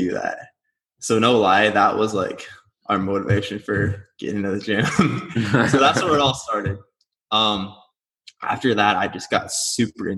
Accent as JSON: {"language": "English", "region": "Nebraska", "country": "United States", "moved": "as an adult", "lives_now": "Scottsdale, United States", "said": "I'm originally from Nebraska"}